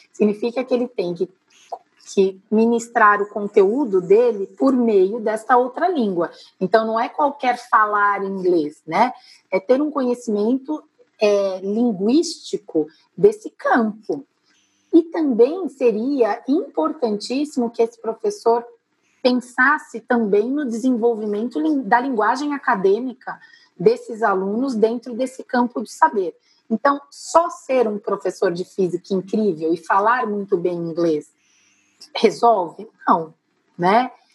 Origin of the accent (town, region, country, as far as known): Brazil